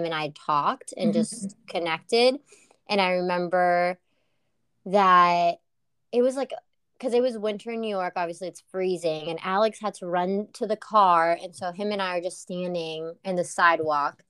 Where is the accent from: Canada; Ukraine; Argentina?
Argentina; also born or lived in England; now in United States; I come from Argentina, from a very Latino family